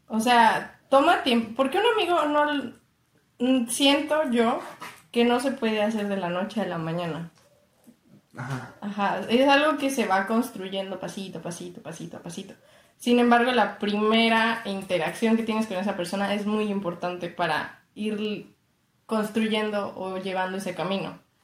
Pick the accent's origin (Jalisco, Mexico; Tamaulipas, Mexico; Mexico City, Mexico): Mexico City, Mexico; soy chilanga